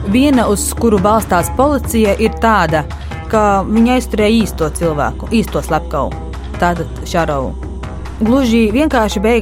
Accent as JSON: {"language": "Latvian", "country": "Latvia", "said": "Labdien! Mēs esam no Latvijas."}